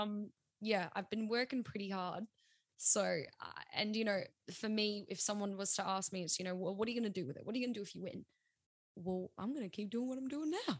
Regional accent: South Australia, Australia; We're still being South Australian

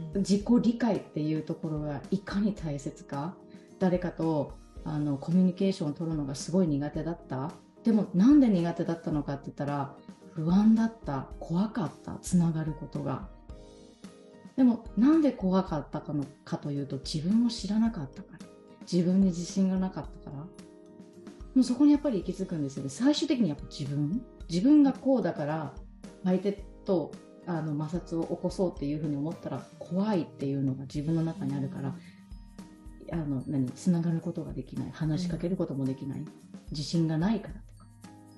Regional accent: Ehime, Japan; moved away as an adult; now in Kagawa, Japan; もともとは、地元、地元というか、生まれは愛媛県

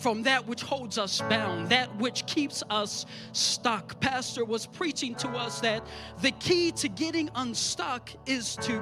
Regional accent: New Zealand; moved away; I grew up in New Zealand as a country boy.

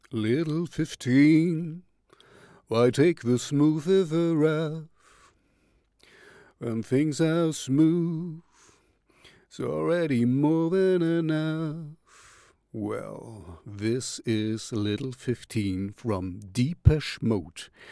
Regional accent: Jena, Thuringia, Germany; here I'm from Jena

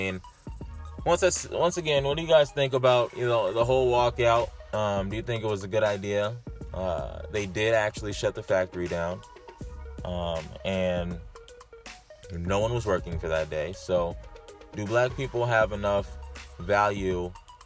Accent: California, United States; now in New Hampshire, United States; growing up in California and even moving out here to where I'm at now, New Hampshire

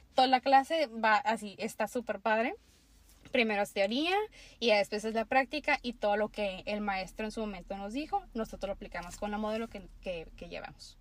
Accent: Tijuana, Baja California, Mexico; also born or lived in Mexicali; yo soy de Tijuana, eh, Baja California.

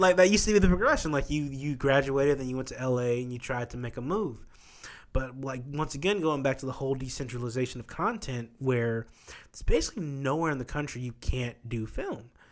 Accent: Midwest, United States; moved away; growing up in the Midwest

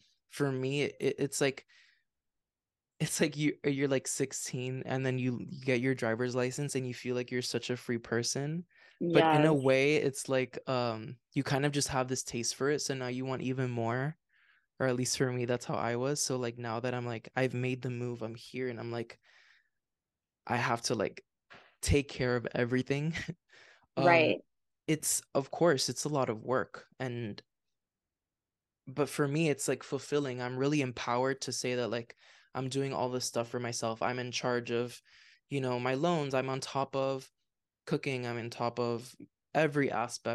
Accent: Miami, Florida, United States; moved away as an adult; we're both from Miami

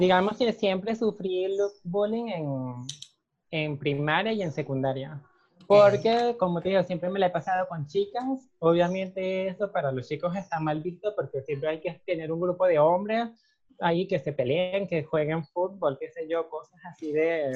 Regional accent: Caracas, Capital District, Venezuela; moved away as an adult; now in Costa Rica; yo nací en Caracas, eh, viví prácticamente toda mi vida en Caracas hasta que me vine para acá.

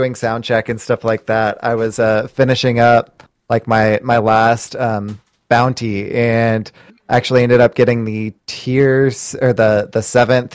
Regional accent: Texas, United States; I'm from Texas

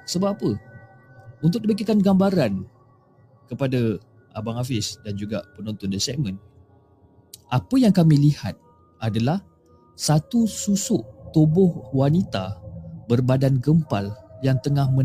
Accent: Johor Bahru, Johor, Malaysia; dan saya berasal daripada Johor Bahru.

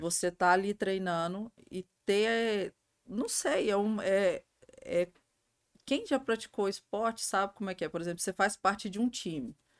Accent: Cristalina, Goiás, Brazil; also born or lived in Minas Gerais; a minha família é de Minas, né? Uh, e a gente mudei para cá muito novinha, uhum. quatro anos. E eu cresci em Cristalina

